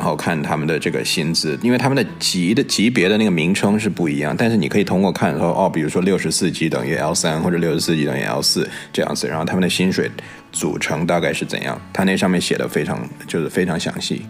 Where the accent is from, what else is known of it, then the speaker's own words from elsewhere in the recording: Beijing, China; accent: a bit Beijing; 我这边又有，有的时候又带点北京的